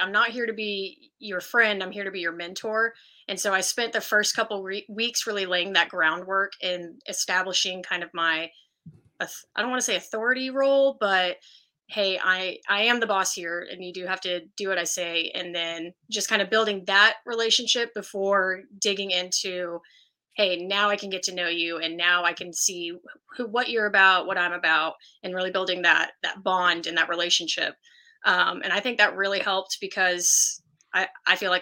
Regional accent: Colleyville, Texas, United States; also born or lived in Abilene, Texas; I grew up in Colleyville, Texas, which is around Fort Worth.

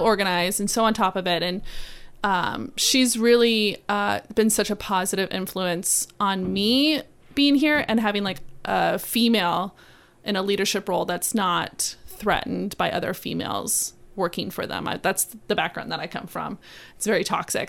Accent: South Florida, United States; moved away as an adult; now in Savannah, United States; I grew up and lived in South Florida

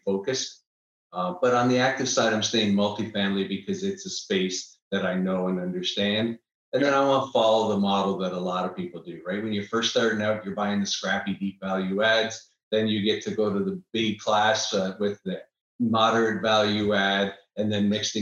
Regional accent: Niagara Falls, Ontario, Canada; now in Austin, United States; I'm originally from Niagara Falls, Canada

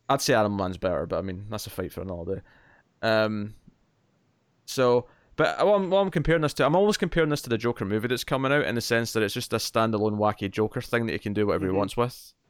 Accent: Scotland, United Kingdom

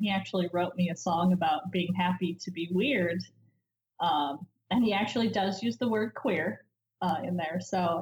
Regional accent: Idaho, United States; I grew up in Idaho

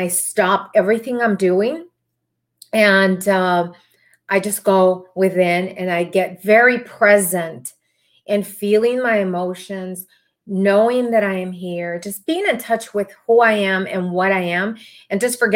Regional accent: Texas, United States; also born or lived in Arlington, Texas; I am from Texas, so I'm really close to Dallas. I'm in the Arlington, Texas area.

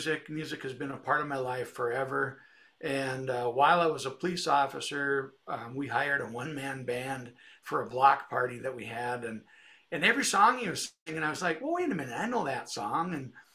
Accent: Detroit Lakes, Minnesota, United States; also born or lived in Moorhead, Minnesota; I'm from Detroit Lakes, Minnesota, Northwest Minnesota, straight east of Fargo, North Dakota, about an hour, and lived here about 30 years.

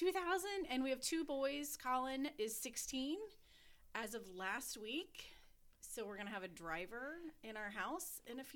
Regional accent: Muncie, Indiana, United States; also born or lived in Yorktown, Indiana; how long have you lived in Muncie? And I'm like, 40 years. Surprisingly enough, I'm also 40. So born in Muncie, from Muncie. Both my parents are from Muncie. Went to Muncie schools for elementary.

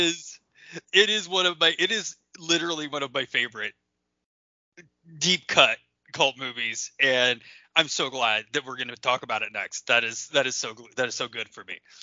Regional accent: Lebanon, Ohio, United States; I grew up in Lebanon, Ohio, small town

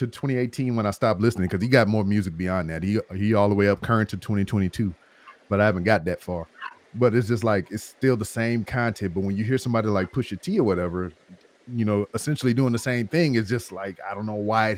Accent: Louisiana, United States; that's my home state

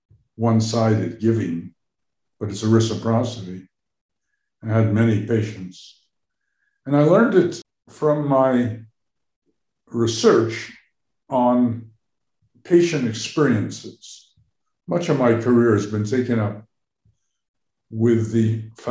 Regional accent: New York, United States; moved away as an adult; also born or lived in Boston; now in Cambridge, United States; I grew up in New York, and many of my interests are those that came out of being a New Yorker.

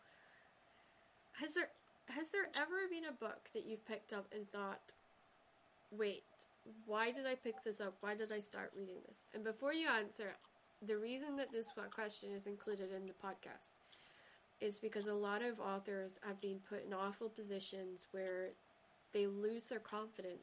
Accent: Shetland, Scotland, United Kingdom; I grew up in Shetland where everybody said, hey, how are you doing

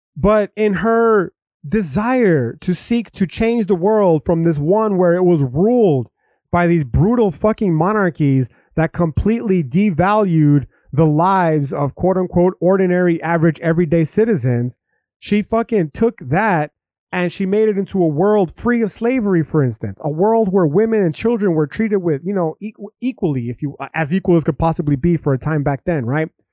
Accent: United States; I'm an American

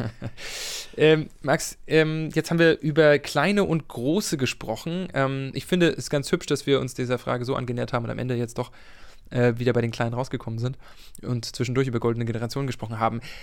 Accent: Mecklenburg-Vorpommern, Germany; als Mecklenburger kann ich dir nicht sagen, wo das ist

